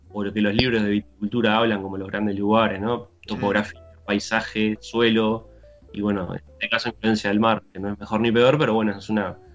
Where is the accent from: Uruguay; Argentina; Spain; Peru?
Uruguay; Seguimos siendo uruguayos